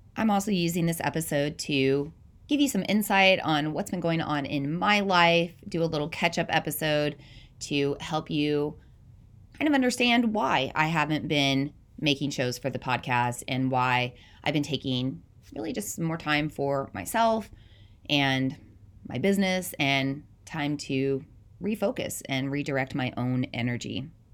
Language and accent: English; the South, United States; moved away as an adult; also born or lived in Southeast Iowa; now in Iowa, United States; I'm not from the Midwest originally, I'm from the South